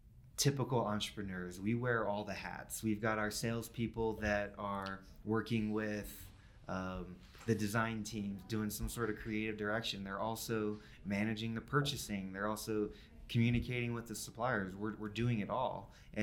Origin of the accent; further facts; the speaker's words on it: North Carolina, United States; I'm from North Carolina, so I've got a 919 zip code.